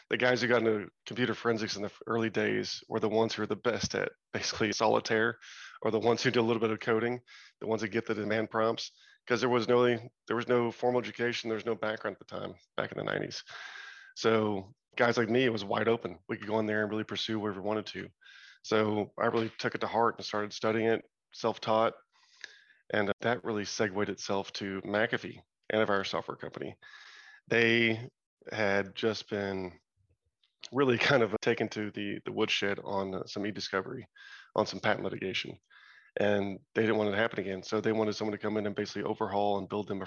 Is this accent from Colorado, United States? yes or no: no; Arlington, Texas, United States; I grew up in Arlington, Texas. So just a suburb outside of Dallas and Fort Worth